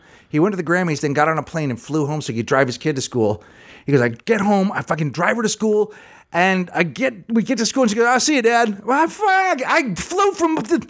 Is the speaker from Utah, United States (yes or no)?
no; Seattle, Washington, United States; And I thought, we're all from Seattle.